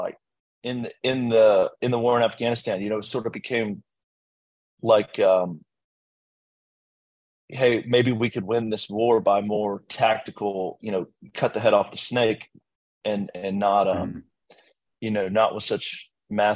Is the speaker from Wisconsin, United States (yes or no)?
no; Blacksburg, Virginia, United States; I grew up in Blacksburg, Virginia, in a completely, you know, typical middle class upbringing